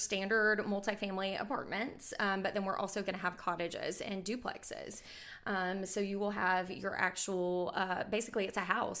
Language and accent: English; Bowling Green, Kentucky, United States; now in Huntsville, United States; I'm originally from Bowling Green, Kentucky, and I moved to Huntsville in 2009.